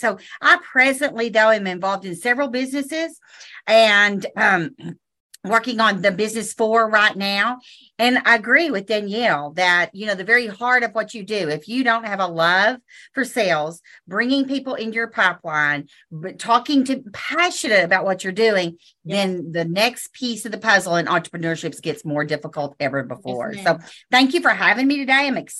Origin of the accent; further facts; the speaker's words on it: Texas, United States; I'm from Texas.